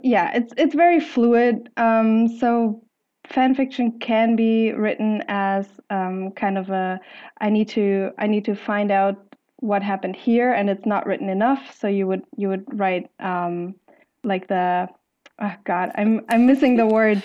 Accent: Germany; I'm from Germany

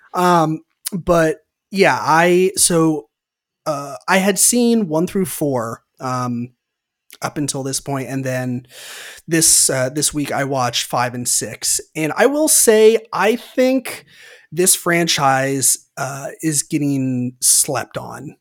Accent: Santa Rosa, California, United States; in Santa Rosa, which is where I grew up in California

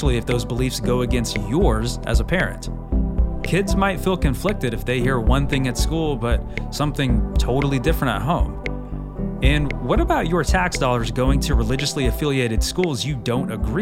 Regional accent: the South, United States; I grew up in the South and still kind of live in the South

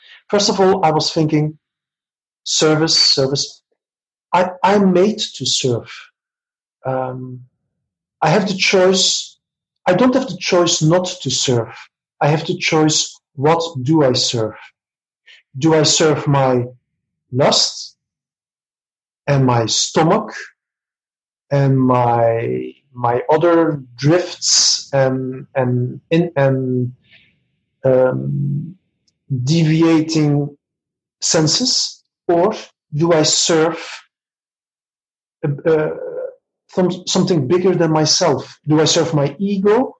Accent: Belgium; moved away as an adult; now in Barcelona, Spain; I'm originally from Belgium, but since a bit over 2 years, I'm living in Barcelona, Spain

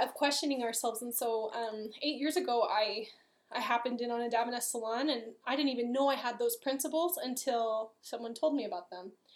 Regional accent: Los Angeles, California, United States; moved away; also born or lived in Long Beach; I'm from Los Angeles

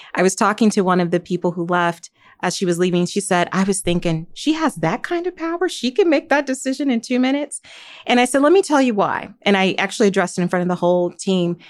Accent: Gary, Indiana, United States; I grew up in Gary, Indiana

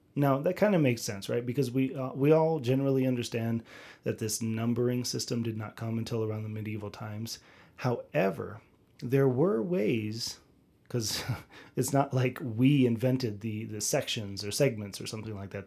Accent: United States; I'm an American

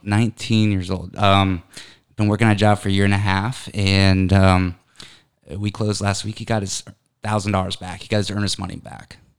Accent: Connecticut, United States; I'm originally from Connecticut. So I lived in Connecticut my whole life

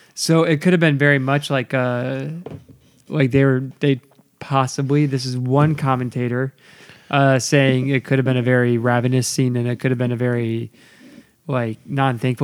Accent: United States; I'm an American

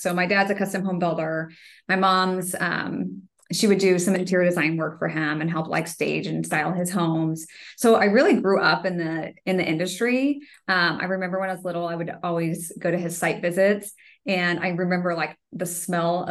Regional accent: Kansas City, United States; moved away as an adult; also born or lived in Denver, Colorado; I grew up in Kansas City and then we went to Denver for 10 years. And then I came back

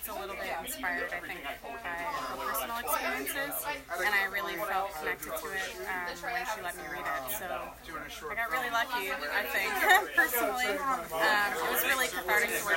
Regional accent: Florida, United States; I'm actually from Florida

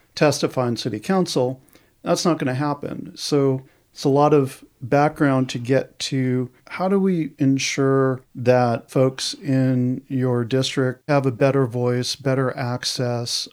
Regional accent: outside of New York City, United States; now in Portland, United States; I grew up outside of New York City.

